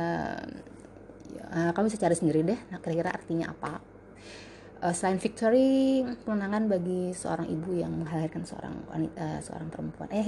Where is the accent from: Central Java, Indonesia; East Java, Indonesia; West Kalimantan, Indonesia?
Central Java, Indonesia; Semarang; born there; yang jelas latar belakang gue kelahiran Semarang